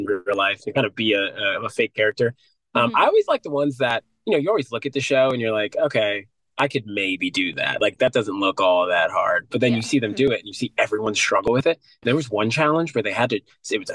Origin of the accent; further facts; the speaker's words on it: Chicago, Illinois, United States; We're brothers from Chicago